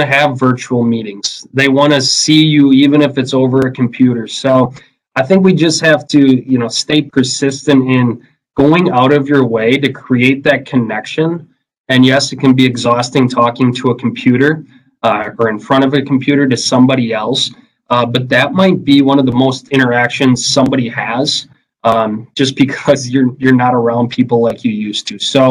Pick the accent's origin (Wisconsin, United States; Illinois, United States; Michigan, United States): Wisconsin, United States; Merrill; I grew up in Merrill, Wisconsin, you know, home of the Blue Jays